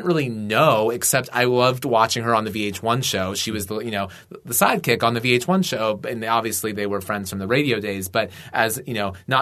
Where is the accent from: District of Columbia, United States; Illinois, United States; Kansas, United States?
District of Columbia, United States; Washington; also born or lived in Atlanta, Georgia, United States; I grew up in the D.C. area, I was born in Atlanta.